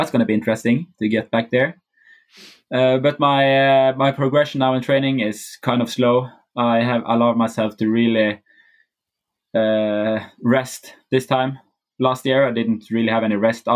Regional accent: Bergen, Vestland, Norway; Bergen, my hometown

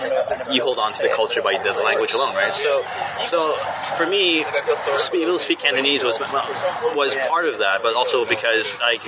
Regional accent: Canada; born there; My background is that I am born here. I came born. My family's Chinese. We're from Hong Kong. So, like any Canadian-born Chinese, you learn how to speak, and preferably read and write.

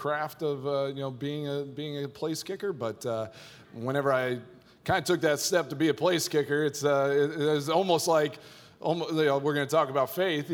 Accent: Texas, United States; moved away as an adult; also born or lived in Colorado; now in Green Bay, United States; growing up in Texas

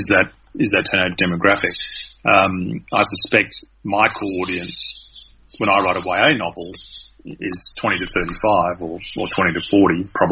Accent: Australia; I'm Australian and not American

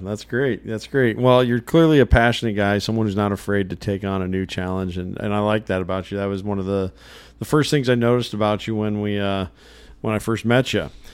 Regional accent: Illinois, United States; I grew up in Illinois, and this would have been when my family was living in northern Illinois

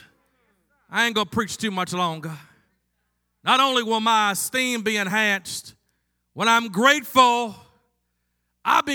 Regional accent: Baltimore, Maryland, United States; growing up in Baltimore

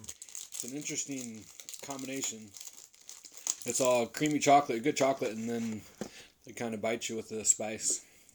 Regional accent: United States; I might get into trouble being American

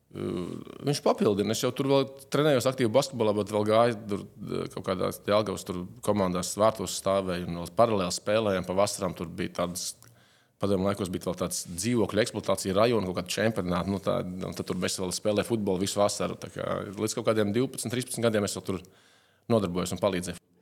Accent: Latvia; moved away as an adult

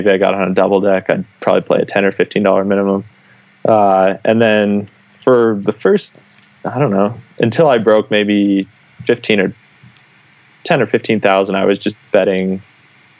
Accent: Midwest, United States; I grew up in the Midwest, or I was living in the Midwest.

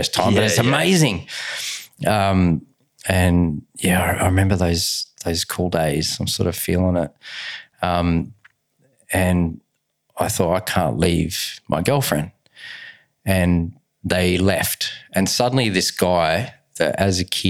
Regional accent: Adelaide, South Australia, Australia; I was brought up in Adelaide. It was Port Adelaide.

